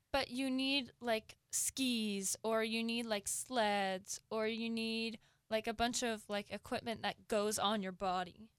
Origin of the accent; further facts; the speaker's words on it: Seattle, Washington, United States; I am from Seattle